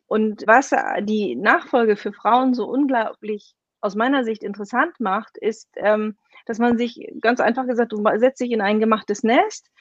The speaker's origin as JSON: {"language": "German", "town": "Kiel", "region": "Schleswig-Holstein", "country": "Germany", "tie": "born or raised there", "also_born_or_lived": "Berlin", "moved": "as an adult", "said": "ich bin gebürtige Kielerin und 24 Jahre meines Lebens habe ich hier gelebt"}